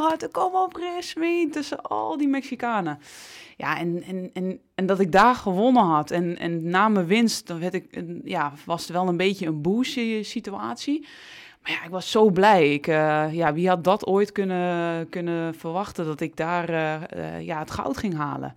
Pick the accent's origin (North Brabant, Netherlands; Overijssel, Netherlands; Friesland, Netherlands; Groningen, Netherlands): Overijssel, Netherlands; Almelo; Ik ben opgegroeid in Almelo